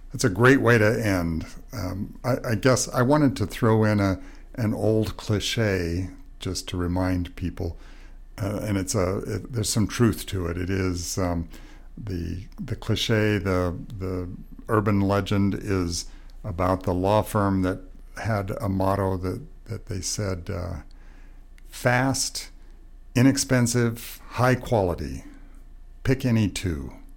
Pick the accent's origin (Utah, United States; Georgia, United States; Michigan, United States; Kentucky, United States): Utah, United States; also born or lived in Montana; my home country in Montana and where I grew up in Utah